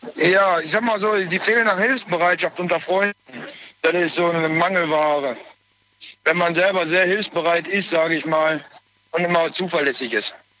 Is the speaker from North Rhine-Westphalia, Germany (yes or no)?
yes; Essen, North Rhine-Westphalia, Germany; ich komme aus Essen.